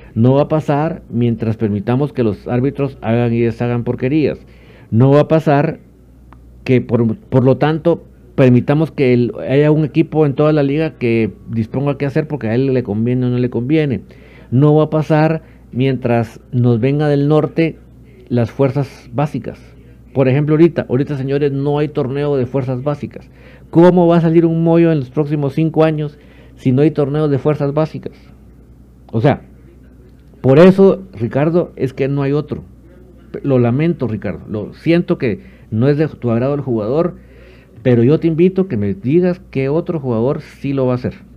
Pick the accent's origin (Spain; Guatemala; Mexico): Guatemala; Sí soy guatemalteco con mucho orgullo